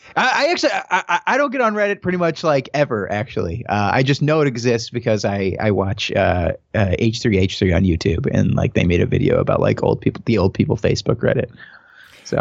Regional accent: St. Louis, Missouri, United States; moved away; I'm from Saint Louis originally, um, and I went to film school there

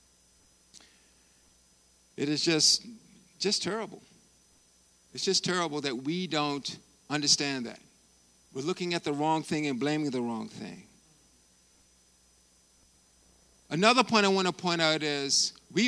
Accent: Bermuda; my hometown, my home country of Bermuda

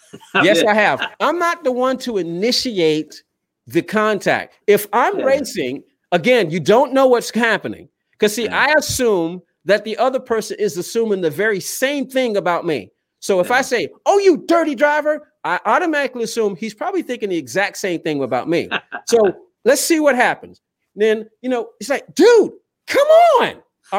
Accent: Southern United States, United States; I used to only just pay attention to NHRA and NASCAR because I grew up in the South. It's what I knew.

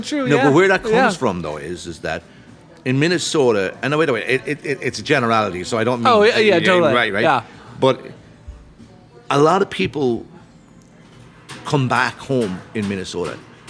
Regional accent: Ireland; I'm from Ireland. That helped.

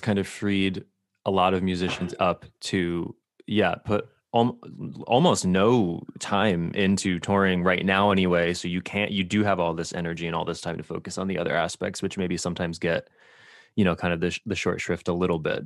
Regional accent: Connecticut, United States; Connecticut, my home state

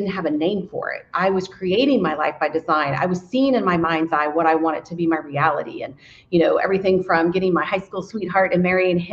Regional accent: United States; I am from the Brown County area, born and raised

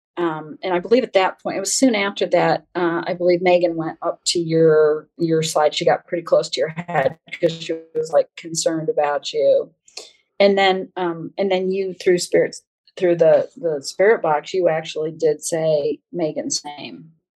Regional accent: New York, United States; accent: New York; I was born in New York

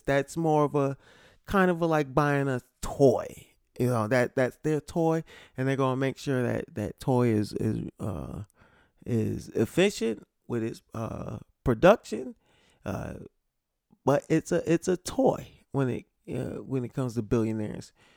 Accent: Connecticut, United States; I'm from Connecticut.

